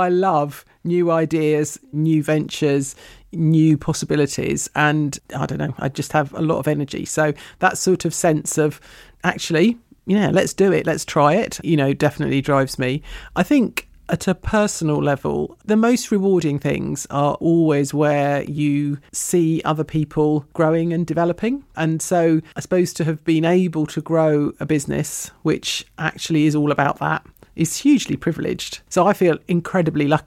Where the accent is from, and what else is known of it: London, United Kingdom; born or raised there; also born or lived in New York, United States; now in South East Cornwall, United Kingdom